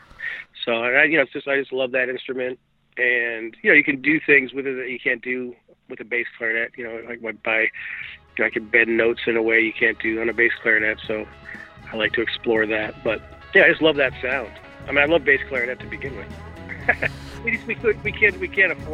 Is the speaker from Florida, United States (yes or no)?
yes; South Florida, United States; I grew up in South Florida